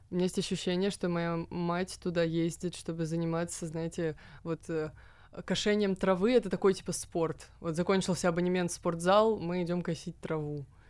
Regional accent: Moscow, Russia; мы и есть этот стереотип

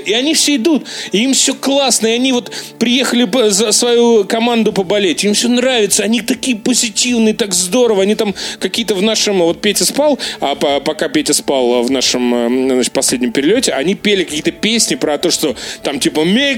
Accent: Russia; я из России

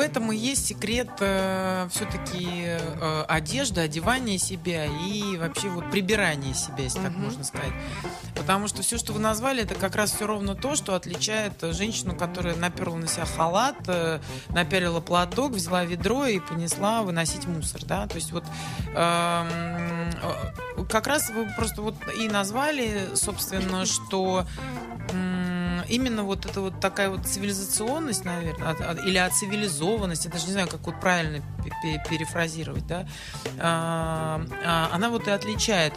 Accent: Saint Petersburg, Russia; Мне всегда казалось, что я ленинградка

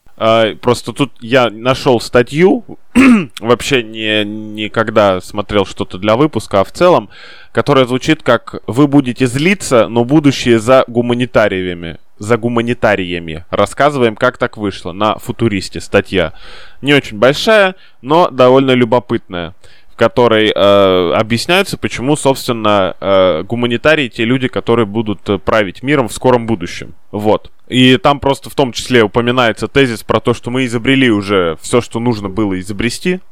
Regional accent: Saint Petersburg, Russia; мы с тобой петербуржцы

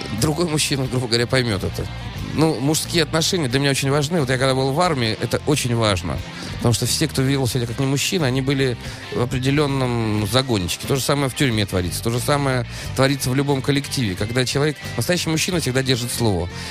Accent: Saint Petersburg, Russia; я из Питера

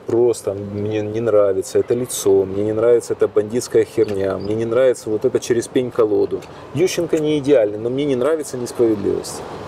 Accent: Kyiv, Ukraine; из Киева

